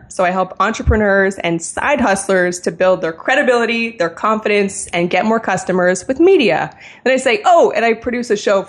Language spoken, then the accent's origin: English; Canada; Yes, I'm from the Great White North, Canada. Great place to be from.